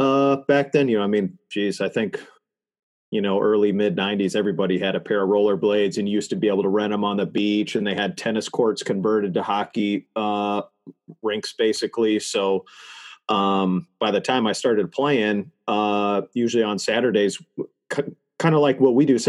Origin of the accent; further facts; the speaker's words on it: Florida, United States; also born or lived in Minneapolis, Minnesota; we moved to Florida when I was seven. And we moved from Minneapolis